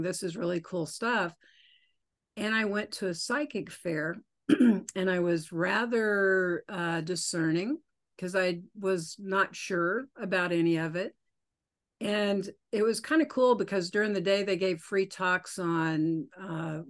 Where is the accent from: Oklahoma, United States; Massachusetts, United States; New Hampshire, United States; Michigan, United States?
Oklahoma, United States; now in Colorado, United States; I grew up in Oklahoma and I live in Colorado now